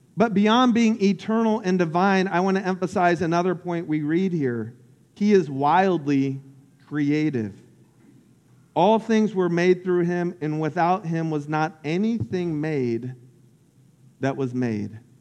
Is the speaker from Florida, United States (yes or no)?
yes; Lake Wales, Florida, United States; I grew up in Central Florida called Polk County. And uh, about an hour south of Orlando. And I grew up on this lake called Lake Wales Lake.